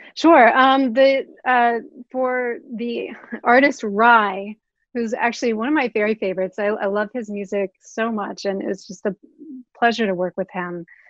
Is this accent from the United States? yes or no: yes; Oklahoma City, Oklahoma, United States; moved away as an adult; I am originally from Oklahoma City.